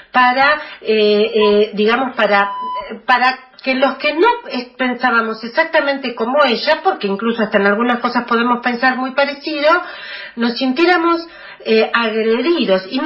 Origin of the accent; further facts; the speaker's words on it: Argentina; los que no somos kirchneristas, simplemente lo que queremos que se nos reconozca es que nosotros también somos argentinos.